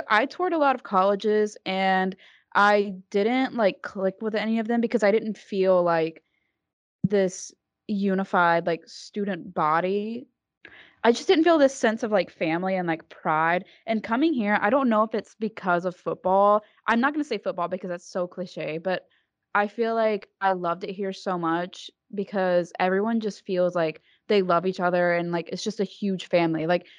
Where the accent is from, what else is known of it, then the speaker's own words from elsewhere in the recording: Alabama, United States; I'm from Alabama too